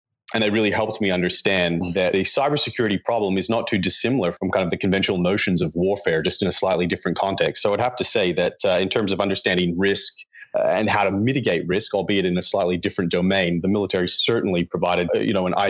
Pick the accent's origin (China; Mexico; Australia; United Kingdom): Australia; accent: slight North American twang; I'm originally from Australia, but I was born with a dual citizenship between Australia and the United States. Cumulatively, I've spent the majority of my life in Australia, but as I'm sure you can probably tell, I've got a slight North American twang